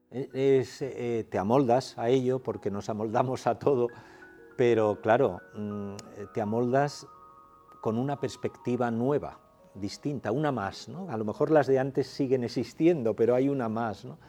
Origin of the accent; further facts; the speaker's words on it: Asturias, Spain; moved away; allí en mi tierra, claro, Asturias